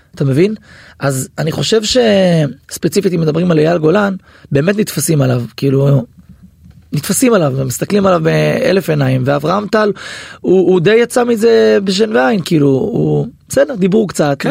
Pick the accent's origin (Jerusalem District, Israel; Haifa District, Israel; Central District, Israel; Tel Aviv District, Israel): Haifa District, Israel; Hadera; גם גדלנו ביחד באותה עיר, אני חדרתי במקור